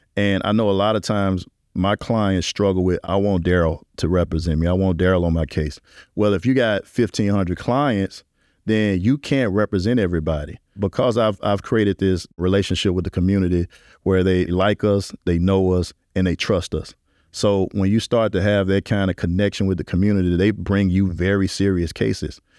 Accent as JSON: {"language": "English", "town": "Memphis", "region": "Tennessee", "country": "United States", "tie": "born or raised there", "moved": "yes", "lives_now": "New Orleans, United States", "said": "growing up in Memphis was a confounding experience"}